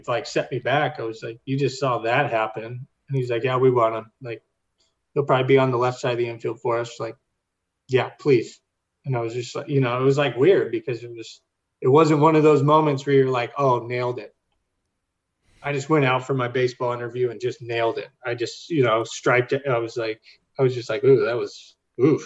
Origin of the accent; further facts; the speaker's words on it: Sacramento, California, United States; I come from Northern California, Sacramento, the valley